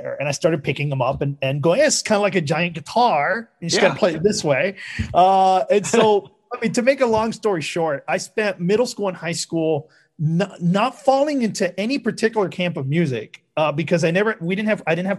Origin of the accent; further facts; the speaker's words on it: Havana, Cuba; now in United States; I'm Cuban American. So, you know, I was born in Havana. I came here